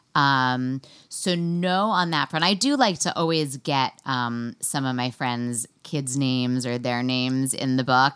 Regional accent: New York City, New York, United States; I grew up in New York City, and then I went to Smith College

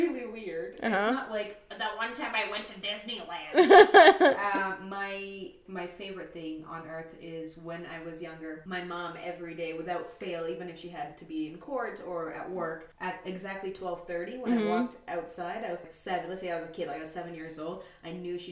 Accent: Canada; I was raised in Canada

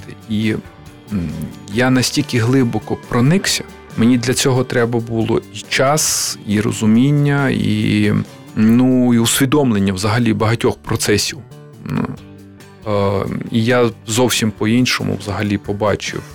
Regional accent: Bukovina, Western Ukraine, Chernivtsi Oblast, Ukraine; now in Kyiv, Ukraine; я приїхав як людина, яка народилася на Буковині на Західній Україні

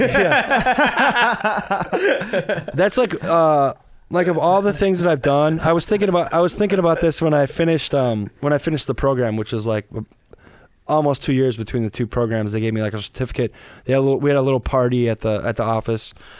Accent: Wisconsin, United States; moved away as an adult; as a kid growing up in the Midwest

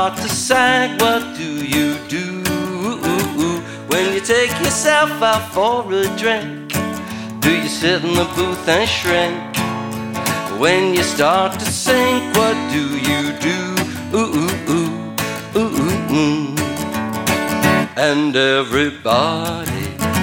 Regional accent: eastern panhandle of West Virginia, United States; now in Portland, United States; I grew up in West Virginia. It's true. In the eastern panhandle of West Virginia

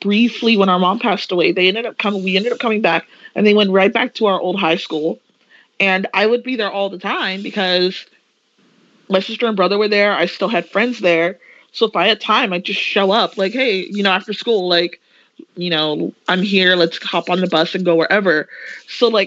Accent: Los Angeles, California, United States; my hometown is

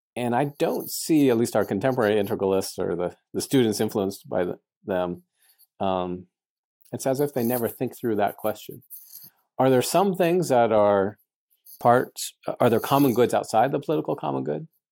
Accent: United States; I'm an American. I'm proud of my country

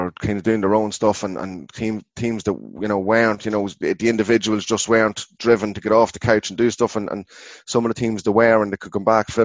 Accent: Ardee, County Louth, Ireland; I'm from Ardee, Clawhead

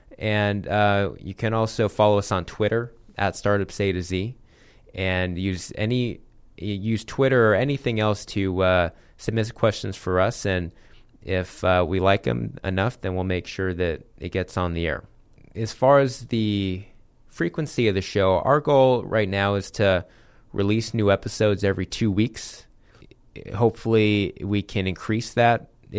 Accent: Phoenix, Arizona, United States; So I'm an Arizona native. I grew up here in Ahwatukee, kind of in the East Valley here in Phoenix.

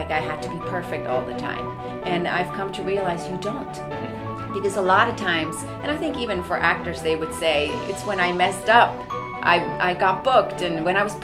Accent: Switzerland; moved away; I grew up in Switzerland. I started all my training in Switzerland

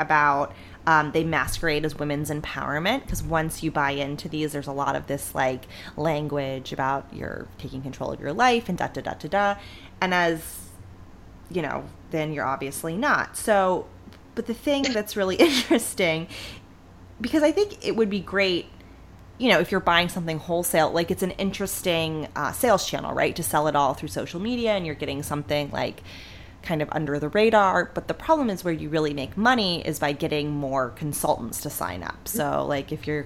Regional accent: Northeast Ohio, United States; growing up in Northeast Ohio

